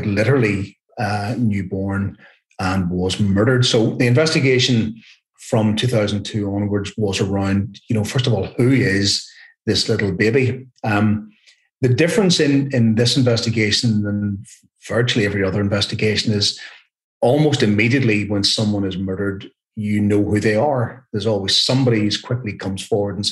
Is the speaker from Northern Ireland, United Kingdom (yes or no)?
yes; Carryduff, Northern Ireland, United Kingdom; it was my hometown when I grew up. So actually, I used to play football and mess around in the same fields